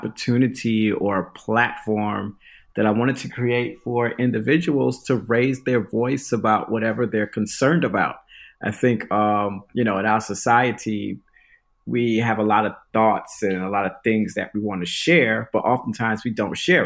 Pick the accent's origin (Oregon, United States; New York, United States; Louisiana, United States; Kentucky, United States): New York, United States; New York City; moved away as an adult; now in Dallas, United States; I've been living here for about 6 years now, but I'm originally from Brooklyn, New York